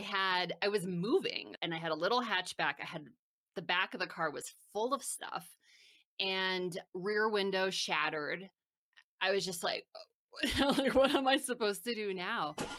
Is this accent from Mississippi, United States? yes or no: no; New Jersey, United States; moved away as an adult; also born or lived in Philadelphia / Washington, D.C. / San Francisco; I grew up in New Jersey, about an hour from New York City